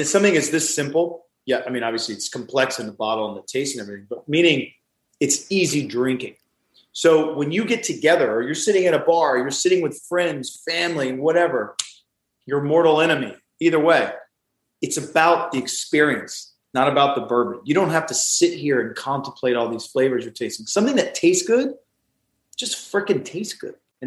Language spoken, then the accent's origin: English; the South, United States; I'm from the South